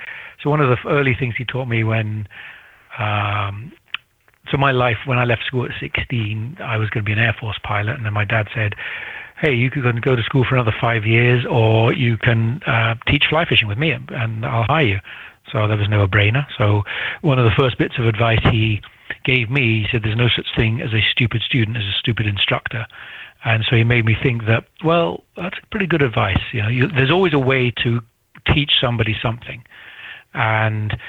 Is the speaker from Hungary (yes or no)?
no; United Kingdom; also born or lived in Grantown-on-Spey, Scotland; being a Brit